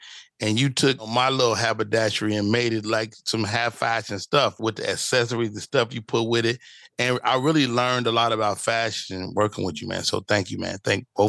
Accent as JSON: {"language": "English", "town": "Chicago", "region": "Illinois", "country": "United States", "tie": "born or raised there", "said": "You know, growing up in Chicago, you really would be like, hey, man, stop playing."}